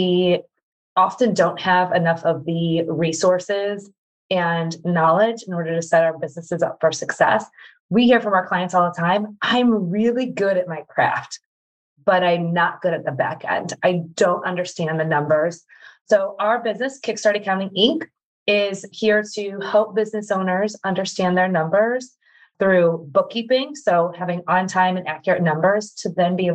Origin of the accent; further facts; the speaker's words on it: Midwest, United States; I am a mama from the Midwest.